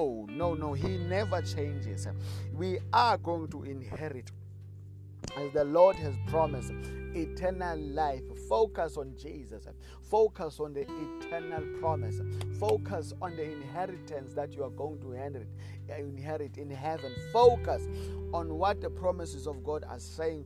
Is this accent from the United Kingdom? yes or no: no; South Africa; I come from South Africa.